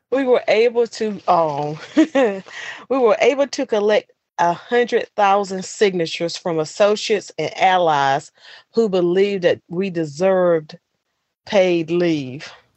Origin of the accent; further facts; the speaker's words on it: Bayview, North Carolina, United States; I'm from Bayview, North Carolina, deep in the South